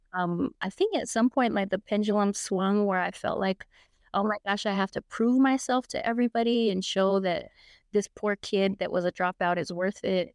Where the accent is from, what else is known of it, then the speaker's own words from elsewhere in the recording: Albuquerque, New Mexico, United States; I grew up here in Albuquerque, New Mexico